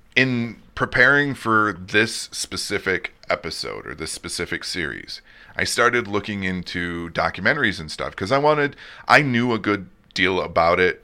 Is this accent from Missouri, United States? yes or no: no; outside of Detroit, Michigan, United States; moved away; I grew up outside of Detroit